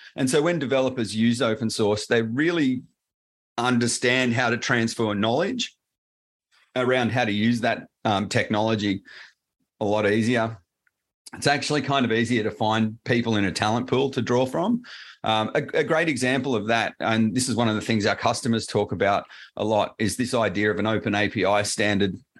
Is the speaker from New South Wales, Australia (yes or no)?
yes; Sydney, New South Wales, Australia; accent: Australian; I'm down in uh, Sydney in Australia